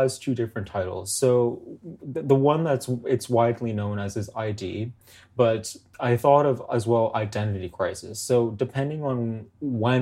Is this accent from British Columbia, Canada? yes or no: no; Toronto, Ontario, Canada; I'm from Toronto. I grew up in Toronto